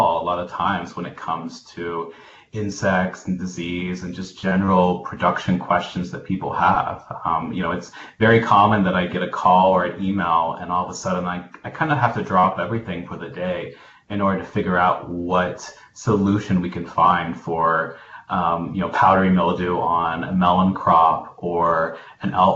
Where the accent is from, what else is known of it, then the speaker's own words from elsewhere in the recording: Tennessee, United States; now in Illinois, United States; I grew up in Tennessee and spent most of my childhood working with my grandparents on their farm.